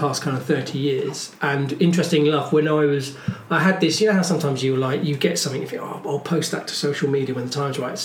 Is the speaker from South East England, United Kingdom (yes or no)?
yes; Folkestone, South East England, United Kingdom; also born or lived in Ashford / Margate / London; now in Brighton, United Kingdom; I was born in Ashford's William Harvey Hospital, but then I grew up in Folkestone in Kent